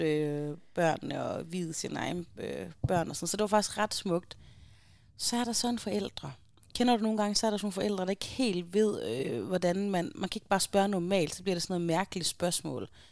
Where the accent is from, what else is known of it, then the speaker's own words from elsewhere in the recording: Aarhus, Central Denmark Region, Denmark; moved away; hjemme i Aarhus